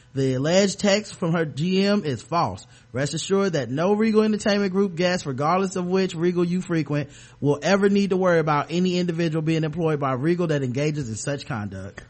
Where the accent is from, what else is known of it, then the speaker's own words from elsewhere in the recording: the South, United States; I'm from the South.